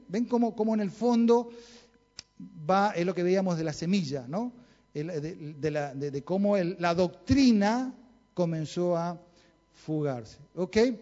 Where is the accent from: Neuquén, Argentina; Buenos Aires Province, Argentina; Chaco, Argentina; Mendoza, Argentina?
Chaco, Argentina; Yo nací en el Chaco